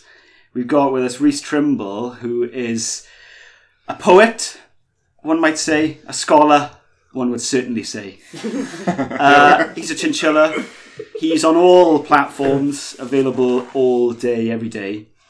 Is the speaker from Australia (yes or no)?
no; Swansea, Wales, United Kingdom; I'm from Morriston